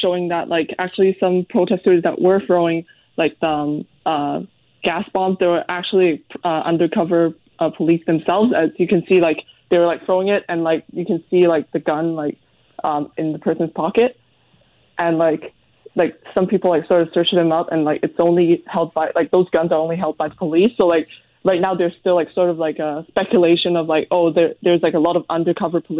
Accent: Hong Kong; now in Vancouver, Canada; even though I'm a Canadian, and like, but I grew up in Hong Kong

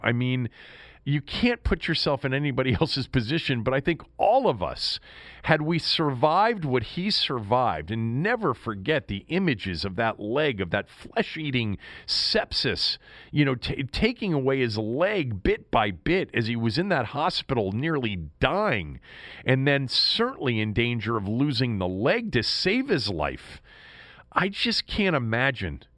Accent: Washington, District of Columbia, United States; That's my city. That's my hometown

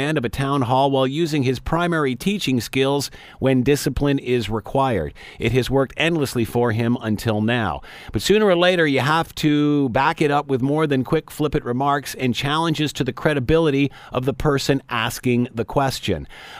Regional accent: Canada; I'm tired of being talked down to by the Prime Minister for being Canadian

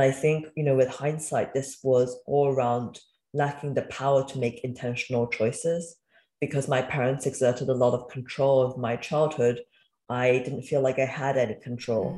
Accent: Cardiff, Wales, United Kingdom; also born or lived in Beijing, China; eventually my mother and I followed him to the UK, and we grew up in Wales in a city called Cardiff

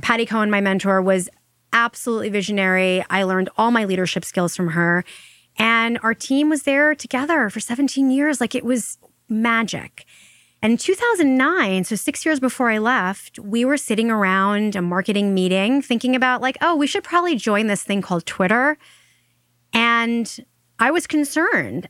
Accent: Long Island, New York, United States; we grew up in Long Island, and she would drive me probably twice a week to see a doctor in the city

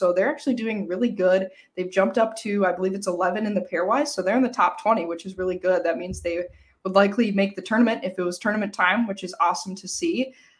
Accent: United States; because obviously as an American, we have Thanksgiving, so I'm going to be with family all day on Thursday

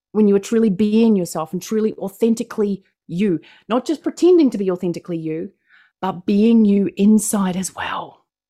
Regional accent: New Zealand; accent: New Zealand; I'm from New Zealand. That's what my accent is. It is not Australian

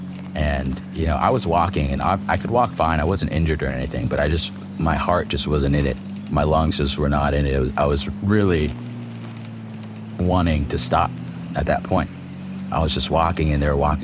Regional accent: Virginia, United States; moved away as an adult; also born or lived in Vietnam; now in Los Angeles, United States; I was born in Vietnam, came to America when I was 1 year old and lived on the East Coast, Virginia, for about 18 years

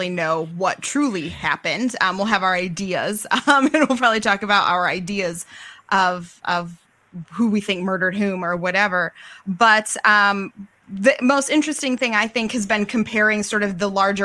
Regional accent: White Cloud, Michigan, United States; my hometown. In White Cloud, Michigan.

